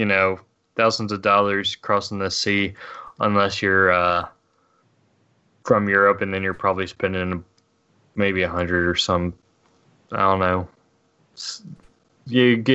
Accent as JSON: {"language": "English", "country": "United States", "said": "I'm an American."}